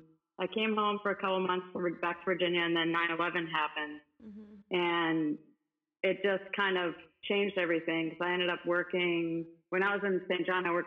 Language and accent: English; Cuba; moved away; And I remember like everyone thought I was Spanish because I was so tan and they heard I came from Cuba.